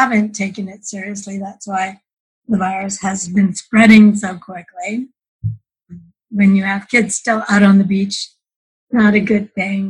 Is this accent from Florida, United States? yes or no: no; California, United States; moved away as an adult; also born or lived in Canada / Orange County, California; now in Idaho, United States; I was born in Canada, but my family moved us to California when I was 7, and we lived there 40 years.